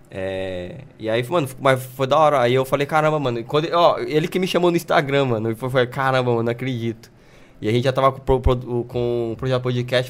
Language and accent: Portuguese; Brazil; eu sou brasileiro